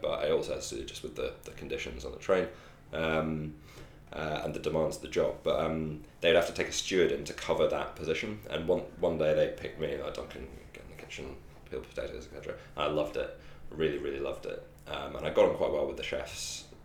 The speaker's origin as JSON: {"language": "English", "region": "Scotland", "country": "United Kingdom", "also_born_or_lived": "London", "moved": "yes", "said": "I'm from Scotland originally"}